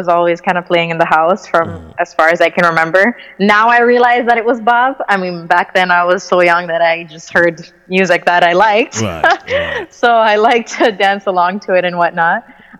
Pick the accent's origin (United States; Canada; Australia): Canada; also born or lived in Croatia; I was born in Croatia, Eastern Europe. And I can't say born and raised because I was only partially raised there, and then we came to Canada.